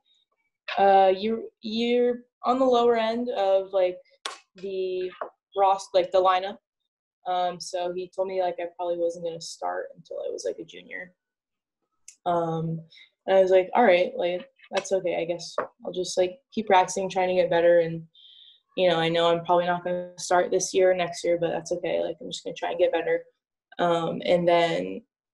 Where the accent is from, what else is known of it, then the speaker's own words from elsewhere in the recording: Northern California, United States; moved away; I was from Northern California, right? Like there's no beaches there